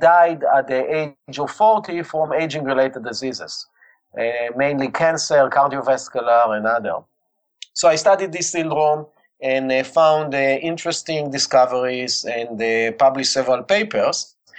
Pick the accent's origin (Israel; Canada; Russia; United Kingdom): Israel; accent: Israeli; English is a second language; I was born and raised in Israel